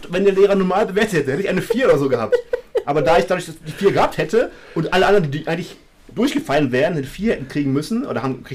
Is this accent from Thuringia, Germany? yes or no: no; North Rhine-Westphalia, Germany; Und ich komme aus dem Rand des Ruhrgebiets, quasi letzte Festung gegenüber dem Sauerland. Ähm, da bin ich aufgewachsen.